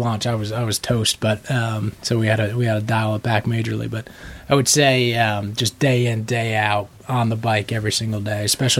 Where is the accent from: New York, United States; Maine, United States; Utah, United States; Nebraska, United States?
New York, United States; New York City; From New York City.